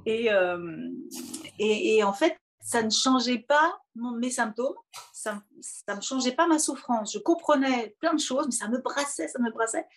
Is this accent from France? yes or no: yes; Poitiers, Nouvelle-Aquitaine, France; moved away as an adult; also born or lived in Paris; je viens de Poitou-Charentes, donc j'ai fait euh, la fac de musicologie à Poitiers, exactement où je suis née